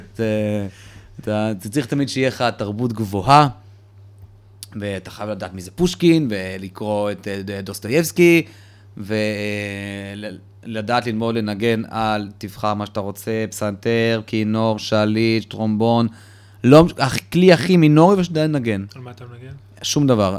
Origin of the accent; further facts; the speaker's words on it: Petah Tikva, Central District, Israel; also born or lived in Soviet Union / Moldova; גדלתי בשכונה שהיא אה, שעריה, שהיא שכונה תימנית פתח תקווה, שם קנינו דירה